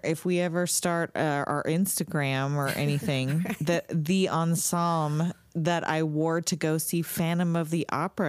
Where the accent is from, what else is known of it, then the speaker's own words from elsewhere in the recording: Southern California, United States; Oh, by the way, we're in California. I don't know if that makes a difference, but for as far as our perspective, we grew up in California, Southern California